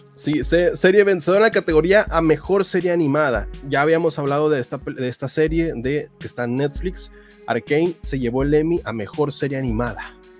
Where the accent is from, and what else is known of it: Monterrey, Nuevo León, Mexico